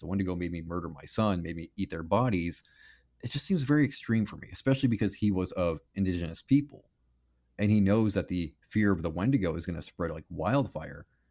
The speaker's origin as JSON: {"language": "English", "country": "Canada", "said": "I'm Canadian"}